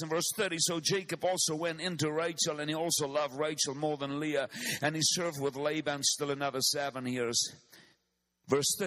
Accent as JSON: {"language": "English", "country": "South Africa", "said": "I come from Africa. I come from the southern tip of Africa"}